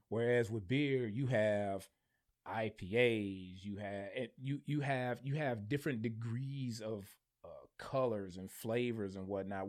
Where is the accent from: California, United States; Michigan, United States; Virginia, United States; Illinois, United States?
Michigan, United States; I'm from Michigan